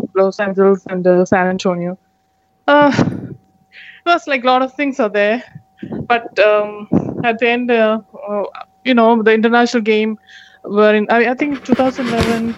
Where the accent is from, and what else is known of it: India